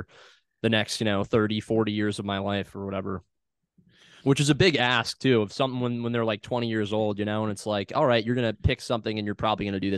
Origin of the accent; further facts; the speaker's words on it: Clemson, South Carolina, United States; also born or lived in Raleigh, North Carolina / Winston-Salem, North Carolina; I grew up, I was born in Raleigh, North Carolina originally, and then moved to Clemson, South Carolina when I was like three, and then spent a little bit of time in Winston-Salem, North Carolina as well too